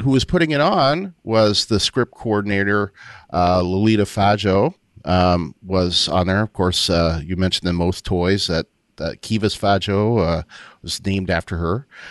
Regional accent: Windsor, Ontario, Canada; also born or lived in Waterloo, Ontario; I had moved back from, uh, Waterloo, where I went to school, to Windsor, Ontario, um, my hometown

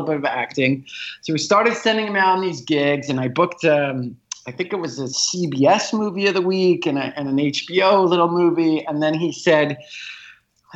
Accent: South Africa; also born or lived in Los Angeles / New York; now in San Francisco, United States; I grew up in South Africa. I lived in Los Angeles. Then I moved to New York

